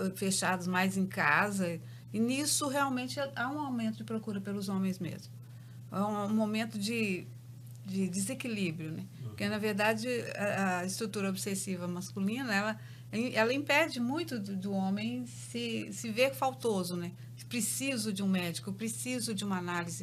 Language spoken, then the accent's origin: Portuguese; Belo Horizonte, Minas Gerais, Brazil; eu sou de Belo Horizonte, tenho uma clínica em Belo Horizonte